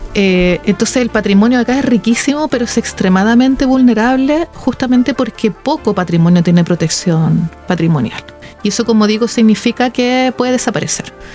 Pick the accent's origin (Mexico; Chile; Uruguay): Chile; Santiago, Santiago Metropolitan Region; moved away; yo soy de Santiago originaria